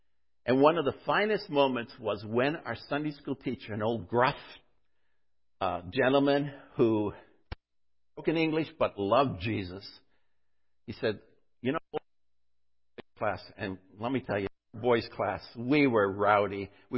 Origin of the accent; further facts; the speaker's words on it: North Bay, Ontario, Canada; When we were growing up in North Bay, by the way, we went to a little school, which was school in the afternoon.